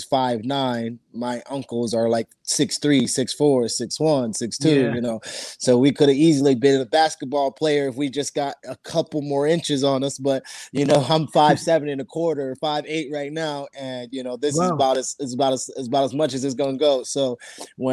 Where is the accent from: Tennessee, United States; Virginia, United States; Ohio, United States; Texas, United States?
Virginia, United States; I'm from Virginia